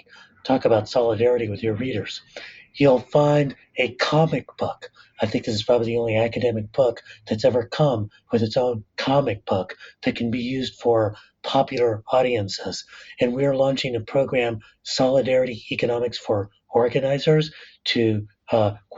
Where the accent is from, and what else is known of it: La Puente, California, United States; born or raised there